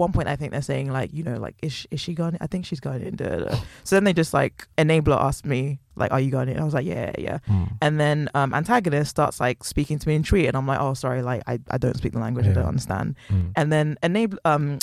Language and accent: English; London, United Kingdom; first language English; also born or lived in Ghana; I was born in London. I was raised here. I grew up here